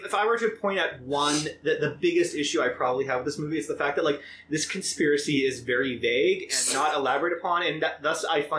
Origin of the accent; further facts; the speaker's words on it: Ireland; I was from Ireland, that's why I have this ridiculous accent.